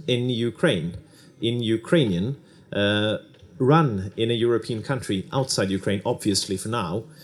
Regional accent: Norway; English is a second language; I'm also from Norway, so that's uh, yeah, that's how it is.

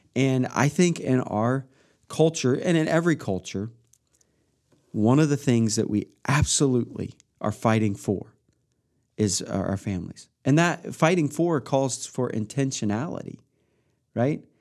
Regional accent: Midwest, United States; growing up in the Midwest, there's a change of seasons

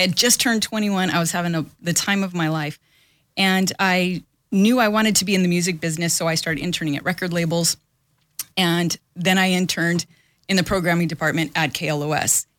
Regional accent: Los Angeles, California, United States; born and raised in Los Angeles

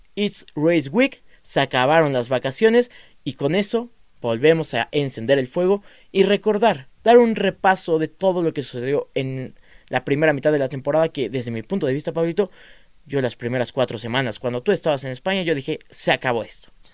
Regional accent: Mexico; somos mexicanos

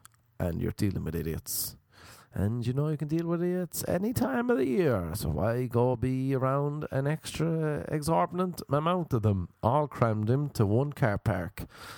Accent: Ireland; accent: Irish; my accent was a novelty. And ladies enjoy the Irish accent.

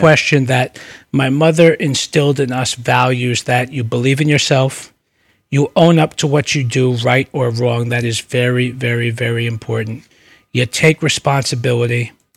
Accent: New York City, New York, United States; also born or lived in Brooklyn; I was born in Brooklyn, uh, moved to the Bronx when I was two or three, um, and grew up in, um, in the Bronx

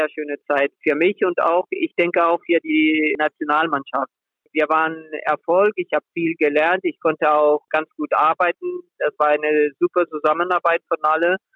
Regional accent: Remscheid, North Rhine-Westphalia, Germany; born there; mein Bruder und ich, wir sind beide in, in Remscheid geboren. Deswegen in Remscheid. Aber beide Eltern aus Spanien.

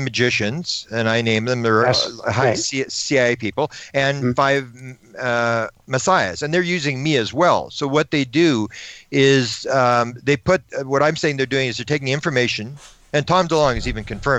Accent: Canada; I'm from Canada

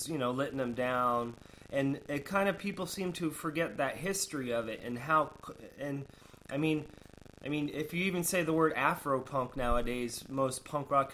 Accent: Sarasota, Florida, United States; I grew up in Sarasota, Florida.

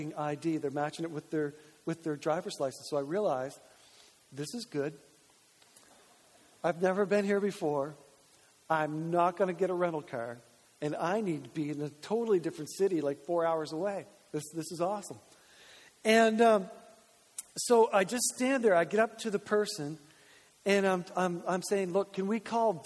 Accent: Grand Manan, New Brunswick, Canada; now in Moncton, Canada; I'm from Graham and Ann, and like, there's no need to lock your house on Graham and Ann because nobody can get off the island

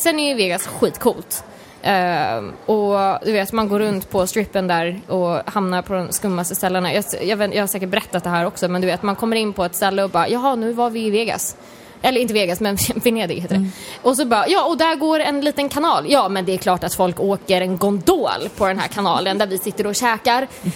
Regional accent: Sweden; Som svensk

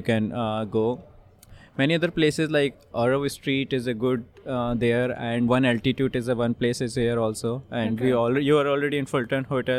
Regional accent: North India, India; I'm North Indian.

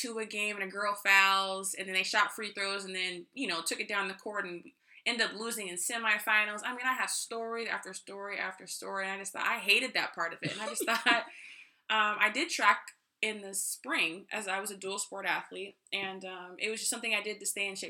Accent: Riverside, California, United States; I was born and raised in Riverside, California.

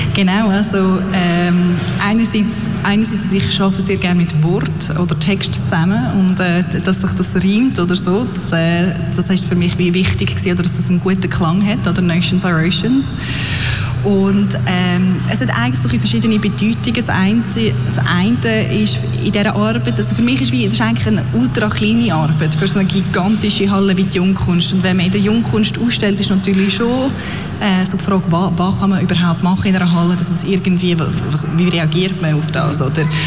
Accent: Aarau, Aargau, Switzerland; moved away as an adult; also born or lived in London / Berlin / Netherlands; ich bin im Kanton Aargau aufgewachsen, in Aarau, äh, bin dort auch immer in die Schule gegangen

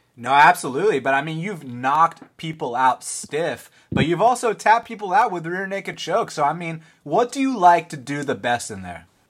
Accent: Atlanta, Georgia, United States; I'm from Atlanta.

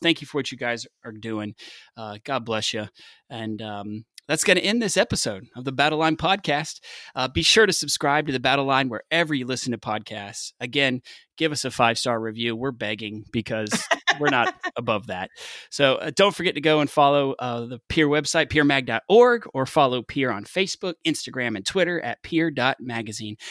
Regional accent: the South, United States; I'm from the South

